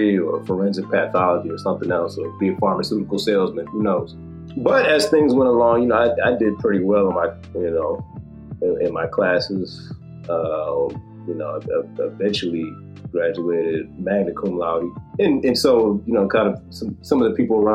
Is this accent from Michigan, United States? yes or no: yes; Detroit, Michigan, United States; also born or lived in Gaithersburg, Maryland; eventually got into Wayne State in my hometown of Detroit